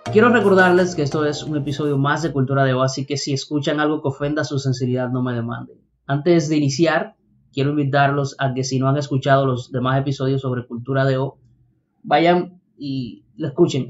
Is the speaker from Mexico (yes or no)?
no; Dominican Republic